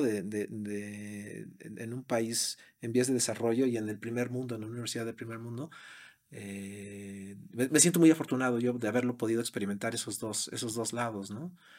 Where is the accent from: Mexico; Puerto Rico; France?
Mexico; moved away as an adult; also born or lived in Brazil / London, England; now in United States; siendo mexicano